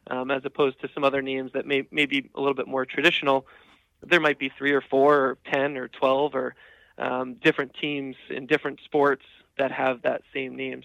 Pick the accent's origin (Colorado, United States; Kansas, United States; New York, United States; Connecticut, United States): Connecticut, United States; Norwich; I'm um, fortunate enough to be working here in my hometown so I grew up right here in Norwich, Connecticut